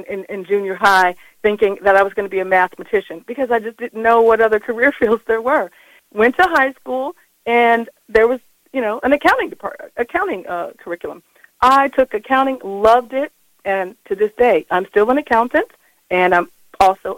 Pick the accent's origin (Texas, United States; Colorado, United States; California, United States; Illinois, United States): Colorado, United States; Colorado Springs; born and raised in Colorado Springs, Colorado